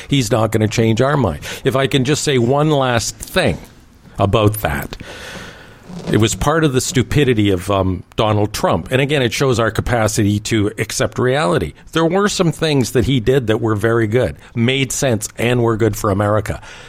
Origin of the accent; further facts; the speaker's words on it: Canada; Again, I'm a Canadian conservative, but I know when I'm getting bullshit.